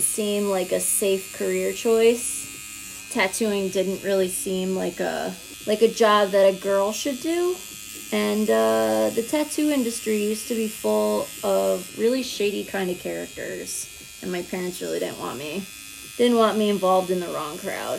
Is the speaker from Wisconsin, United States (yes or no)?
no; Round Lake, New York, United States; I'm from Round Lake, New York